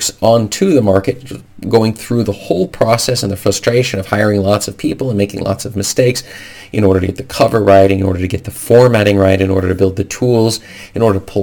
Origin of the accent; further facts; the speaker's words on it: United States; moved away as an adult; now in Norway; the United States law, as my home country